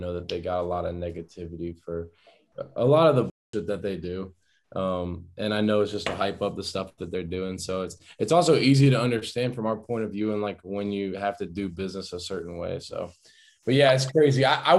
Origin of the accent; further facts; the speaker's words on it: Cuyahoga Falls, Ohio, United States; now in Cape Coral, United States; I am home, Cape Coral, Florida. That's where I live. I'm not from Florida. A lot of people think I'm from Florida. My dad's originally from Florida, but I'm from like Cuyahoga Falls area. So then that's in Ohio. It's like maybe 10 minutes out from Akron, Ohio.